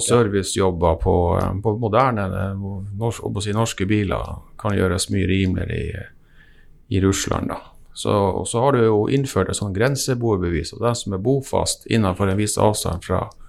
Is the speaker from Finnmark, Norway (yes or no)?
yes; Vadsø, Finnmark, Norway; jeg er fra Vadsø